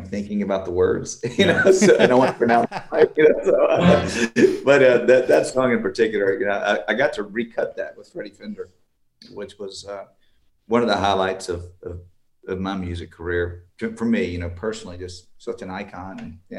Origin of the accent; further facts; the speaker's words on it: Beaumont, Texas, United States; also born or lived in Vidor, Texas; now in Houston, United States; I was born in Beaumont, and spent my life, you know, in between those two towns, Vider and Beaumont.